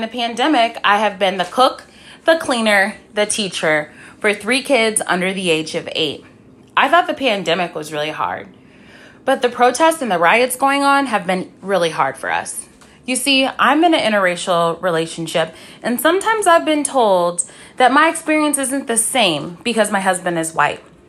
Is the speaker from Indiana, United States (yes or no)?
yes; Mishawaka, Indiana, United States; I'm from Mishawaka, Indiana